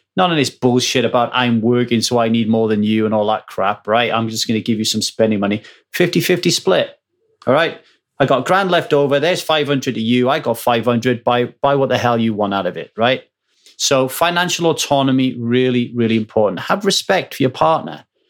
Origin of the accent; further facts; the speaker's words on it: Ogmore Vale, Wales, United Kingdom; moved away; where I grew up in Ogmore Vale